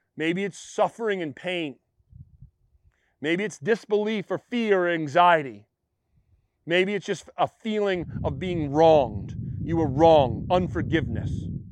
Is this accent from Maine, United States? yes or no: yes; Western Maine, United States; I'm a Mainer. I'm from Western Maine